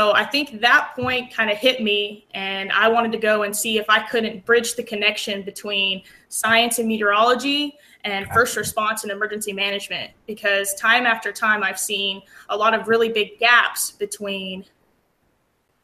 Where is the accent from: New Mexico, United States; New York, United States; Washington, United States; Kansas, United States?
New Mexico, United States; Aztec; moved away as an adult; also born or lived in Lubbock, Texas; now in Texas, United States; I grew up in New Mexico in the Four Corners area. I'm actually from a small town called Aztec.